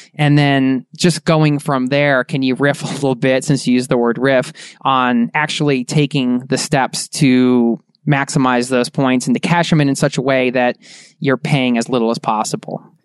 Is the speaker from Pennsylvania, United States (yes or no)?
yes; Philadelphia, Pennsylvania, United States; We're both from Philly